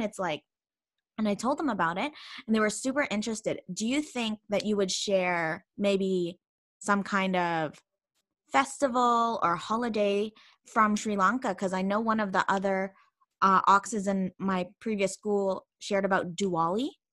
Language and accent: English; Canada; also born or lived in Philippines; now in Spain